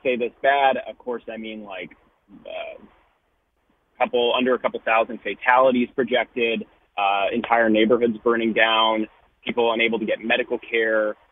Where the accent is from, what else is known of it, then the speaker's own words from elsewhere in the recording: Los Angeles, California, United States; I grew up in Los Angeles